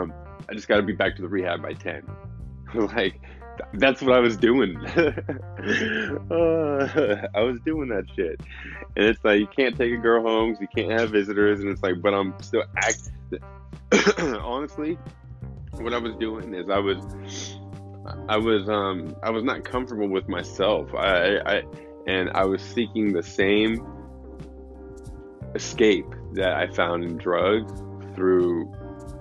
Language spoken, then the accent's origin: English; San Luis Obispo, California, United States; now in Los Angeles, United States; my hometown, San Luis Obispo